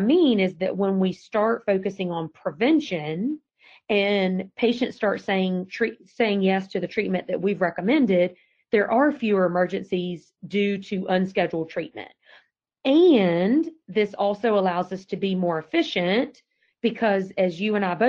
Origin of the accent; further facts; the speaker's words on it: Georgia, United States; accent: Georgia accent; moved away as an adult; now in Virginia, United States; I've been in Virginia 19 years and I still have not lost my Georgia accent